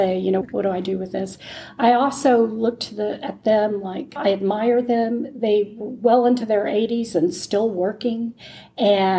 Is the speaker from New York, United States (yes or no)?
no; San Antonio, Texas, United States; I grew up in San Antonio, Texas